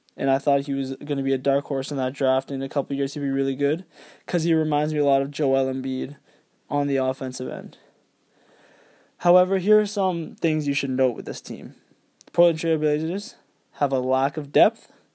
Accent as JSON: {"language": "English", "country": "Canada", "said": "I am Canadian."}